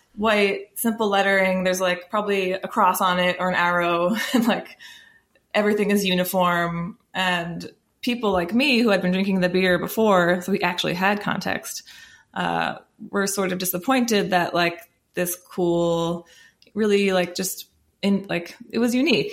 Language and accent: English; United States; as American drinkers